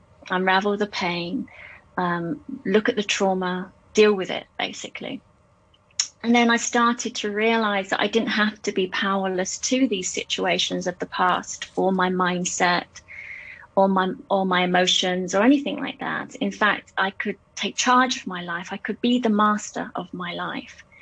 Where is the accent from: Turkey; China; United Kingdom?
United Kingdom; England; moved away as an adult; now in Hong Kong; I'm from England originally, and I came to Hong Kong in 1996